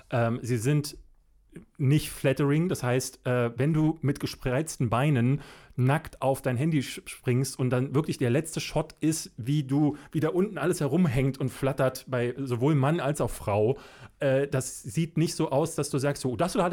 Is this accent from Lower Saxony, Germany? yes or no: no; Berlin, Germany; ich bin in Berlin-Marzahn groß geworden. Berlin-Marzahn ist in der Zeit, also in den 80er Jahren, Anfang der 80er, ich bin ja 81 geboren, gerade erst gebaut worden.